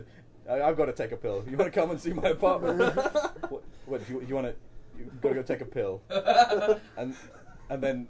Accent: London, United Kingdom; it's my accent. I'm from London. This is how you know we speak.

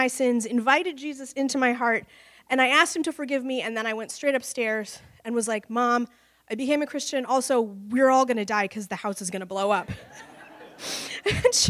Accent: Cedar Rapids, Iowa, United States; moved away; also born or lived in Dallas; I grew up in Cedar Rapids, Iowa

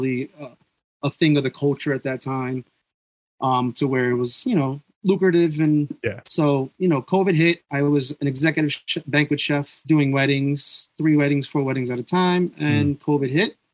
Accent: New York, United States; I'm from New York

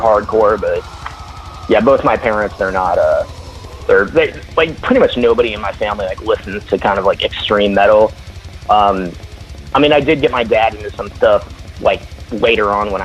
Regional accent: Valencia, California, United States; now in Nevada, United States; I was born in Valencia

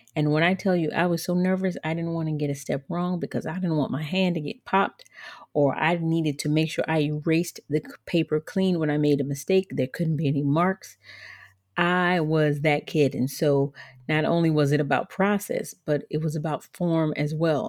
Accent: Georgia, United States; also born or lived in Liberia; I grew up in Georgia, which is the southern part of the United States.

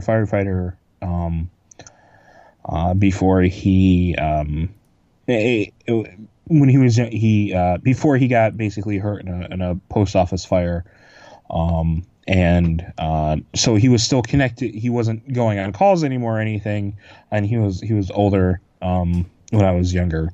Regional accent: Manoa, United States; the town that I grew up, Manoa

